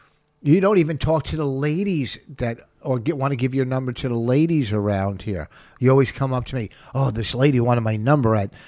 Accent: New Jersey, United States; born or raised there; moved away as an adult

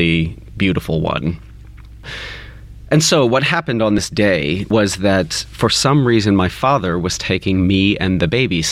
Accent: Kentucky, United States; I grew up in Kentucky

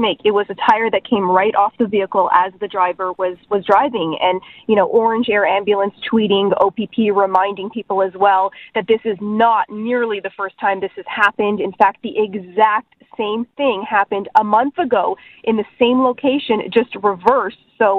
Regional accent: Quebec, Canada; I'm from Quebec, but in Ontario, it isn't the law to change your tires.

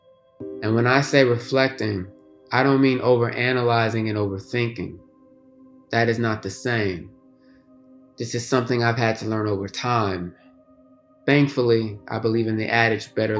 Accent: Houston, Texas, United States; moved away as an adult; also born or lived in Washington, D.C. / Harlem, New York; I returned to my hometown

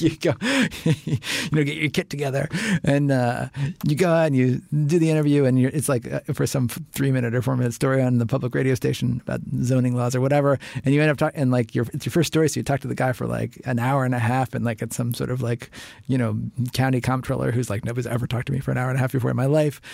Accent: Cincinnati, Ohio, United States; moved away; I grew up in Cincinnati. I went to public school in Cincinnati.

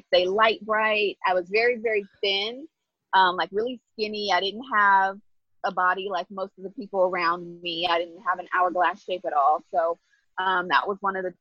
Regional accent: Inglewood, California, United States; I am from Inglewood, California. I was born and raised there

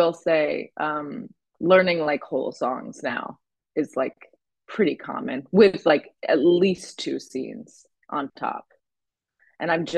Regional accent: Connecticut, United States; I grew up in Connecticut

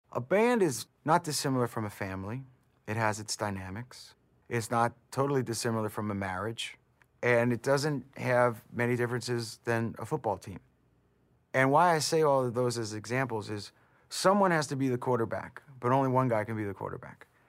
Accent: New Jersey, United States; my hometown, it was very middle class, hardworking, ethnically diverse, middle class New Jersey

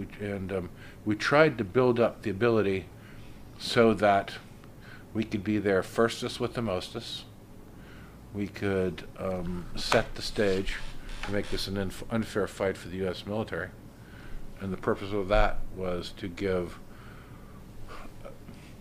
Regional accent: United States; I'm an American.

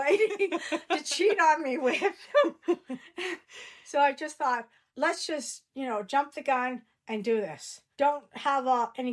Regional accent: Canada; moved away as an adult; now in Australia; I'm Canadian

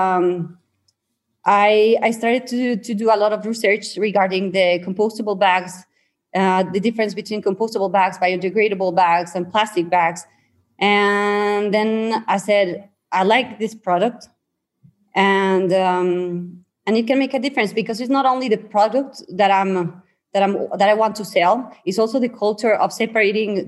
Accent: San Luis Potosí, Mexico; I'm from San Luis Potosí, Mexico.

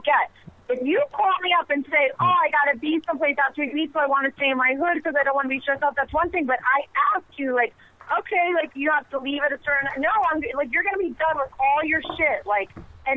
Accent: New Jersey, United States; I'm from Jersey

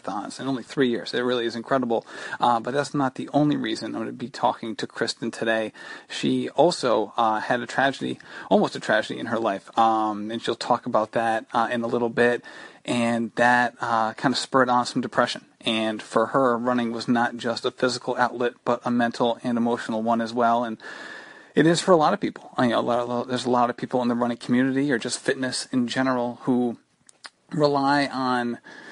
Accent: Rhode Island, United States; you are a fellow Rhode Islander

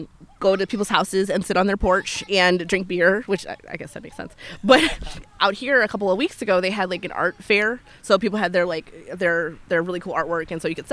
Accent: Chicago, Illinois, United States; It's very family oriented. There's a lot of kids just kind of like running around all over the place.

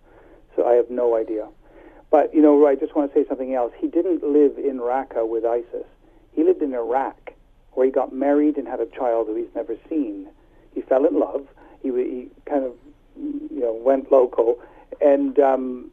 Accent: Ontario, Canada; moved away as an adult; now in United Kingdom; I'm from a small French village in southern Ontario.

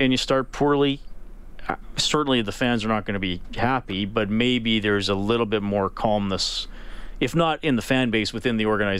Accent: near Evansburg, Alberta, Canada; And it's not that far from where I grew up.

